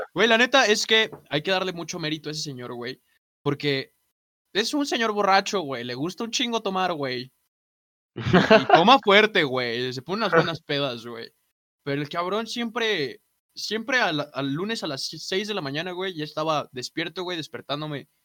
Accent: Mexico; Nací aquí en México

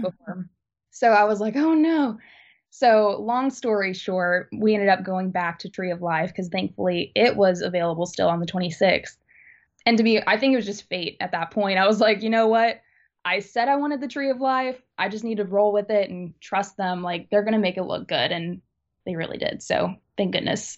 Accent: Alabama, United States; I'm from Alabama, but a lot of my family lives in Indiana

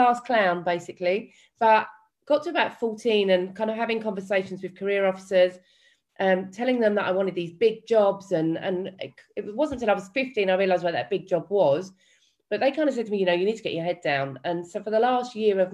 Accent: London, United Kingdom; my story, where does it begin? It begins in East London

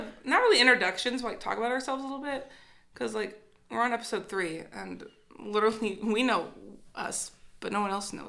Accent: Colorado, United States; moved away as an adult; now in Bloomington, Indiana, United States; I'm actually the only one that's not from Indiana in this little podcast. Okay, give us your little bio. Oh God. I'm from Colorado.

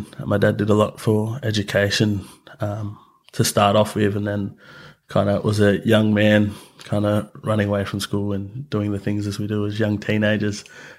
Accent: Mornington Island, Queensland, Australia; But then on my mother's side as well, I'm also Lardil from Mornington Island.

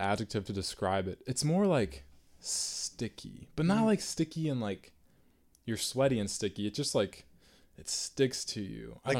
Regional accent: Virginia, United States; No, I'm from Virginia.

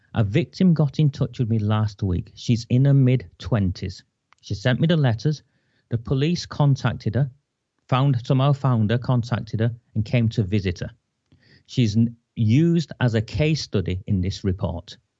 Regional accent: Oldham, North West England, United Kingdom; moved away; I came back to my hometown to tend for my terminally ill mother

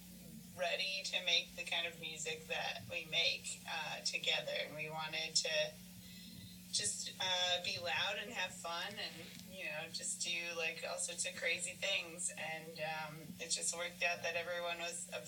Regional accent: Western Massachusetts, United States; we're all from Western Mass originally, but now we live in Massachusetts and in Connecticut

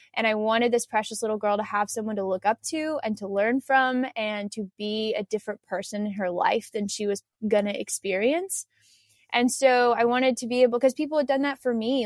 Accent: United States; growing up in the United States

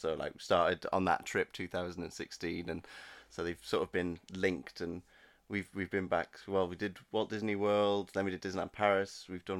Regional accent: Newcastle, North East England, United Kingdom; so I'm from Newcastle

